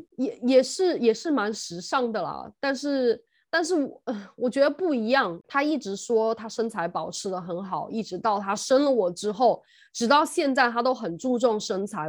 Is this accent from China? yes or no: yes; Sichuan, China; now in United Kingdom; 因为我是四川人嘛，四川的女生